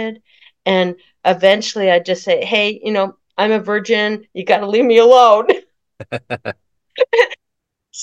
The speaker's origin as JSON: {"language": "English", "town": "Palo Alto", "region": "California", "country": "United States", "tie": "born or raised there", "said": "I was born in Palo Alto, suburb of San Francisco, where Stanford University is"}